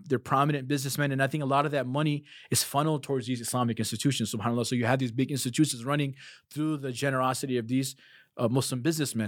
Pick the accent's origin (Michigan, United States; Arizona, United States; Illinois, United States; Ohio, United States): Illinois, United States; Chicago; also born or lived in South Africa; "I'm from the United States." "Where in the United States?" "Chicago."